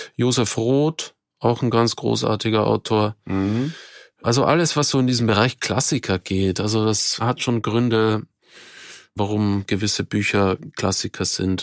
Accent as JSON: {"language": "German", "country": "Austria", "moved": "as an adult", "lives_now": "Germany", "said": "ich komme ja aus Österreich, bin zwar seit weit über 20 Jahren in Deutschland"}